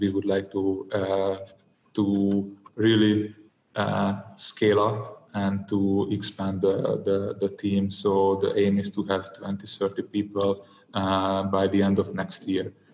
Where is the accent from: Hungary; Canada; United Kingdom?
Hungary; I'm from I'm from Hungary.